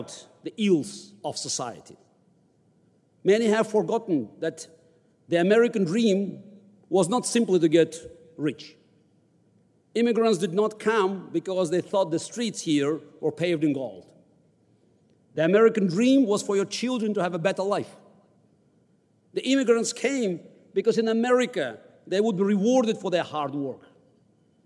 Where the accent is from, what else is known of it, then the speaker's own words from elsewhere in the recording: Baku, Azerbaijan; now in United States; I was born in the Deep South of the USSR in the capital of Azerbaijan, Baku, right next to the Republic of Georgia.